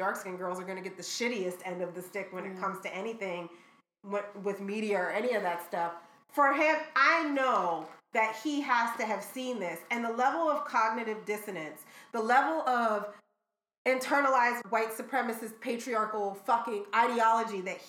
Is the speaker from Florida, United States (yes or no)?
no; Philadelphia, Pennsylvania, United States; I'm from Philly